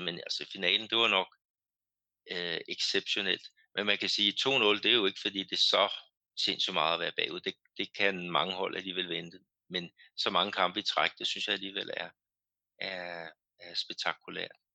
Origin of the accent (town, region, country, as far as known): Denmark; now in Brazil